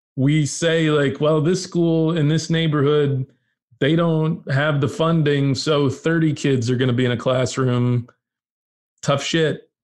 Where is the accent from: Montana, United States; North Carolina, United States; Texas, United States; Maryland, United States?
Texas, United States; moved away; I grew up in Texas